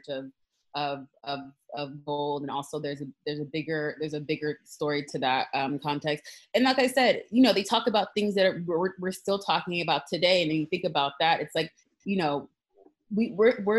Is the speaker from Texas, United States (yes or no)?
yes; Dallas, Texas, United States; we were both raised in Texas. I'm actually Dallas